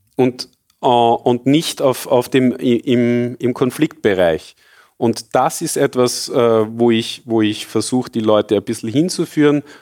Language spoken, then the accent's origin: German; Austria; ich bin zwar sehr glücklich, in Österreich groß geworden zu sein